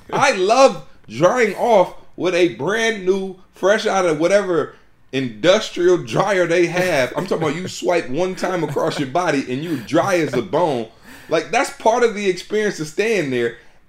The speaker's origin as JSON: {"language": "English", "region": "Midwest", "country": "United States", "said": "Of course, y'all know we're from the Midwest, so it makes even more sense for us to be, you know, supporting and supported by a Chevy dealership."}